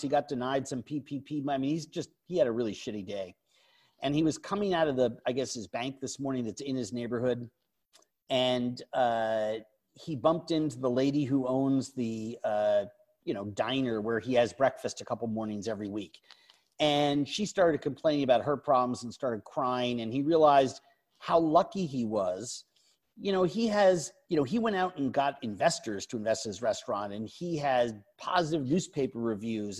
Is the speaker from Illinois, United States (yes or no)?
no; New York, United States; when I was younger growing up in New York